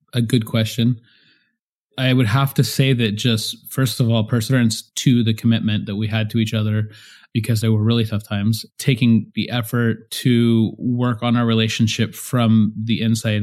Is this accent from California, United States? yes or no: yes; San Jose, California, United States; moved away as an adult; We were both born and raised in San Jose, California